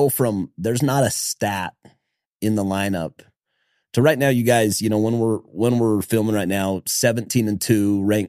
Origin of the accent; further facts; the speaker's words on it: Logan, Utah, United States; I'm from Logan, from Cache Valley, grew up going to games in the Spectrum